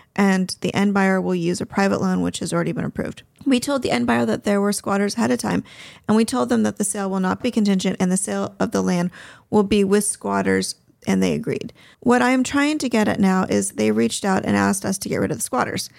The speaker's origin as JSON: {"language": "English", "region": "Southern California", "country": "United States", "tie": "born or raised there", "said": "I grew up in Southern California."}